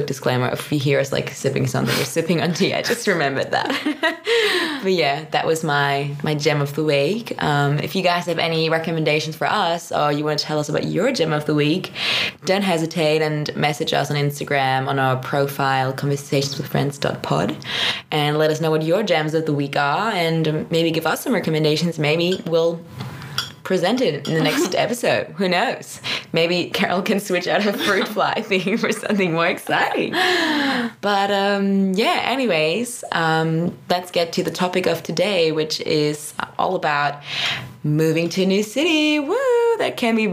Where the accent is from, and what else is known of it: Germany; also born or lived in Australia; now in Berlin, Germany